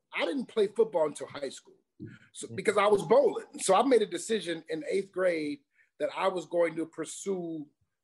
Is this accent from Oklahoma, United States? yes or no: no; Detroit, Michigan, United States; moved away as an adult; also born or lived in Notre Dame, Indiana / Pittsburgh; I am from Detroit, Michigan, the D. That's home.